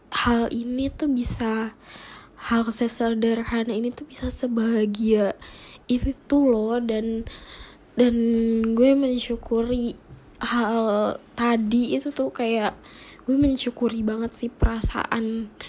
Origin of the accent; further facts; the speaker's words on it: Cibinong, West Java, Indonesia; kalau dulu di daerah gue di Cibinong ini tuh belum ada mall, belum ada Cibinong yang City Mall, belum ada, belum ada Cibinong Square, belum ada.